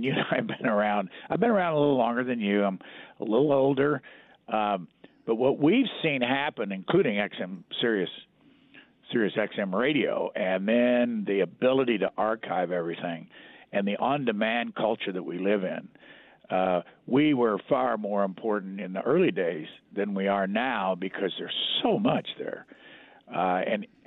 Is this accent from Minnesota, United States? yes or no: no; Lafayette, Indiana, United States; moved away as an adult; I grew up in Lafayette, Indiana